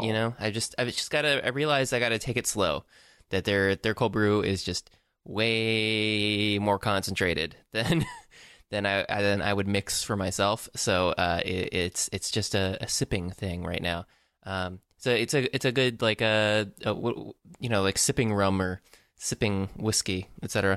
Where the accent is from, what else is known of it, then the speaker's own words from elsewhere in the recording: Tampa, Florida, United States; I'm from Tampa, Florida